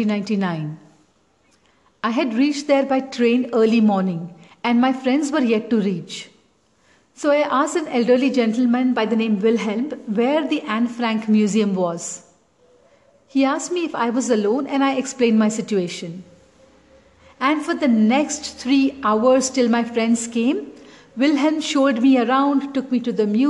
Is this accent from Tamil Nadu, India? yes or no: yes; Chennai, Tamil Nadu, India; I grew up in Chennai and never even owned a sweater